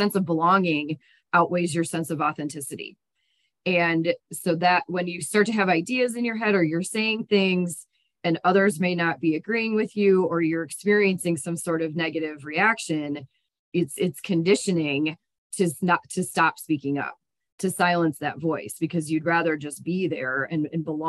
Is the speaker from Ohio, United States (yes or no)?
yes; Toledo, Ohio, United States; moved away as an adult; also born or lived in Biloxi, Mississippi / Cleveland, Ohio; now in Colorado, United States; my life began on an Air Force base in Biloxi, Mississippi. And then my conscious life, as I like to say, started in Ohio, which is where my parents are from. I grew up in Toledo